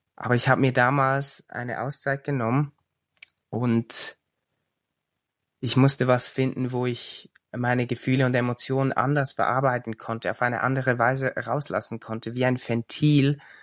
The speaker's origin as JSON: {"language": "German", "country": "Switzerland", "said": "ich komme aus der Schweiz."}